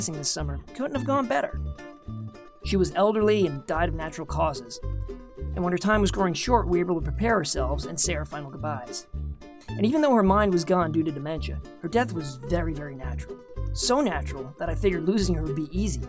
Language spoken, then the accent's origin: English; New York City, New York, United States; we all lived together in this modest Tudor home in Queens, New York. My dad worked a lot, so she practically raised me as a child